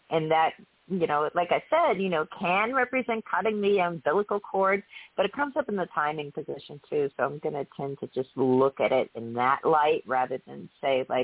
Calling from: Florida, United States; I'm calling from Florida

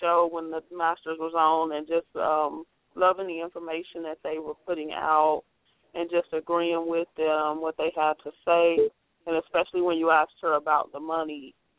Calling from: Ohio, United States; I'm calling from Ohio.

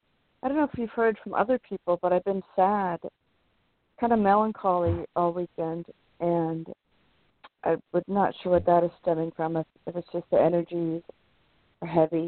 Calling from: California, United States

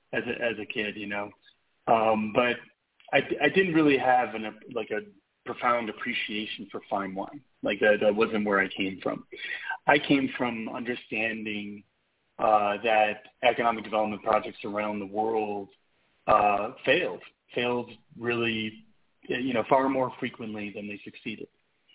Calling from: Mexico City, Mexico; I'm calling from Mexico City, actually.

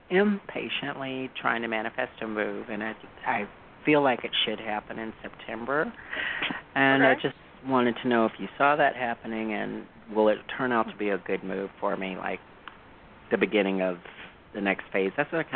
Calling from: California, United States; in California.

